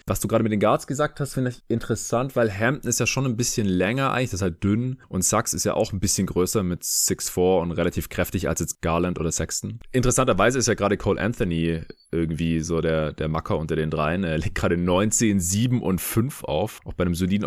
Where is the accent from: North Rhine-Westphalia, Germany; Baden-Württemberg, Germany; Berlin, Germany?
Baden-Württemberg, Germany; Stuttgart; moved away; Ich bin ja noch bis Anfang nächster Woche hier in Stuttgart in meiner alten Heimat